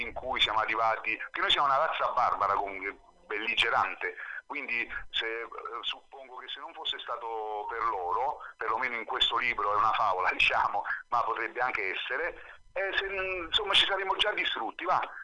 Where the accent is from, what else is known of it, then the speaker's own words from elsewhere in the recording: Naples, Campania, Italy; moved away as an adult; now in Alghero, Italy; io sono di Napoli centro